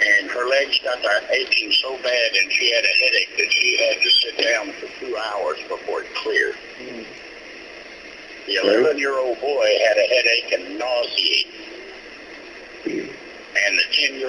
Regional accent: Texas, United States; now in Tennessee, United States; I'm originally from Texas.

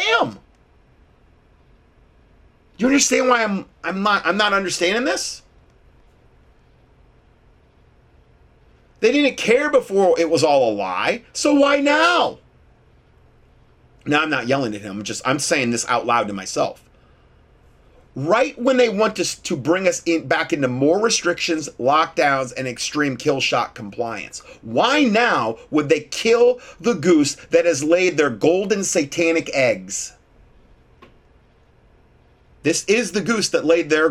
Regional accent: Ohio, United States; moved away; I'm from Ohio originally

